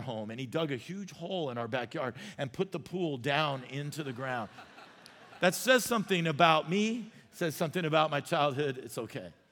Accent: Arizona, United States; I grew up in Arizona and I could not swim

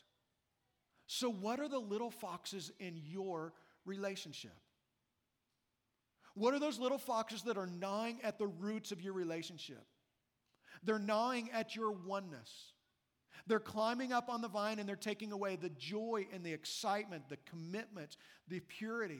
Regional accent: Midwest, United States; now in Las Vegas, United States; I've lived in Vegas now for 24 years. I grew up in the Midwest where the winters are brutal.

